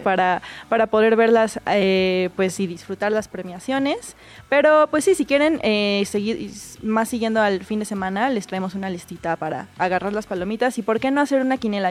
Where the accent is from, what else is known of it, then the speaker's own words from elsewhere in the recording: Mexico; como latinos y como mexicanos